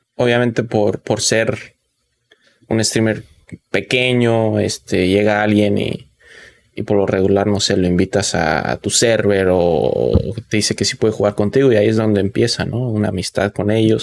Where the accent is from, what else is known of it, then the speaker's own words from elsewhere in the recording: Mexico; yo soy obviamente de un rancho, ¿no? De un pueblo. Y que incluso en, en, en México, de mi pueblo